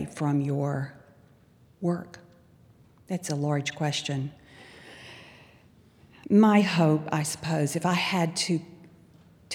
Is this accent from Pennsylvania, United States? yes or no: no; Albany, Georgia, United States; I grew up in pre-civil rights South as a child